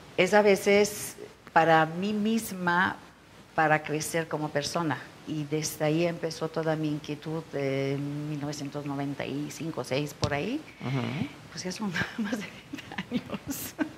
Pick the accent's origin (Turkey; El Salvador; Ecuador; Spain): Turkey; Spanish is a second language; moved away as an adult; also born or lived in Israel; now in Mexico; yo nací en Turquía